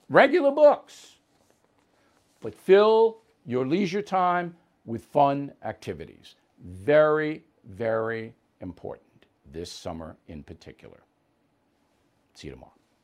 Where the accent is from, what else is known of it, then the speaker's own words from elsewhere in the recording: United States; an American who loves my country